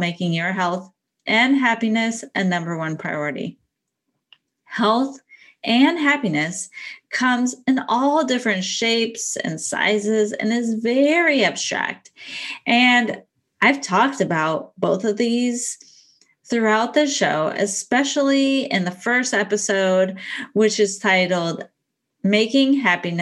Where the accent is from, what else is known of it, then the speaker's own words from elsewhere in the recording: outside of Portland, Oregon, United States; my hometown outside of Portland, Oregon